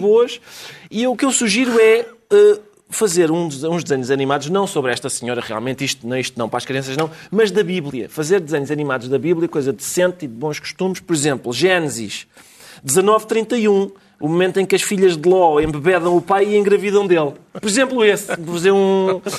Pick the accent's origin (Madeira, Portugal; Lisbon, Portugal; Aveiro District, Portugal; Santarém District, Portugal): Lisbon, Portugal; eu nasci em Lisboa e agora que é aqui no Sul, a minha família é do Norte